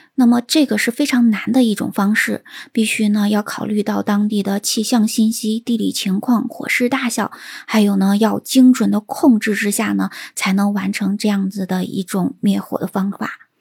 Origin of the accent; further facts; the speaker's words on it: China; 我们中国人呢，在这样子的团结和凝聚力之下